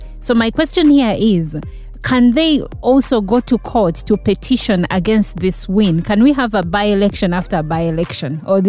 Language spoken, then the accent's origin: English; Uganda